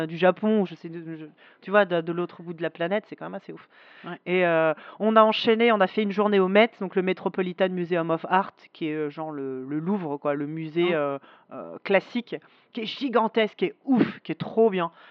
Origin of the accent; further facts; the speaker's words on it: Paris, Île-de-France, France; Les, Parisiens, on a cette image de ah, on n'est pas sympa et tout